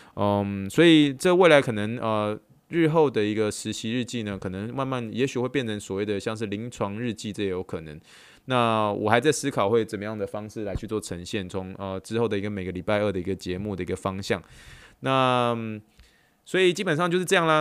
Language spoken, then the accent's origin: Chinese; Taiwan; moved away as an adult; now in Texas, United States; 以台湾土生土长，土生土长的一个，呃，就台湾人